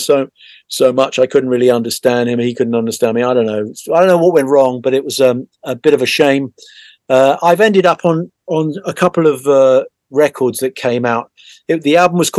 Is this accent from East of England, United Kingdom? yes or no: no; Hastings, South East England, United Kingdom; my hometown of Hastings